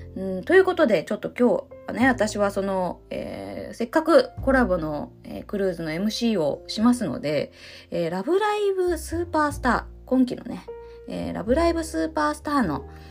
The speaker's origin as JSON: {"language": "Japanese", "town": "Ōshima", "region": "Tokyo", "country": "Japan", "tie": "born or raised there", "said": "私の出身である伊豆諸島の私の出身はあの大島ですけど"}